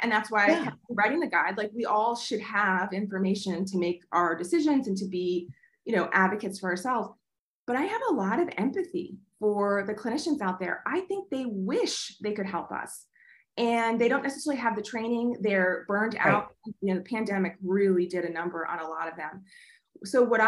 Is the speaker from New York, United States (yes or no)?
yes; New York, United States; moved away; I'm originally from New York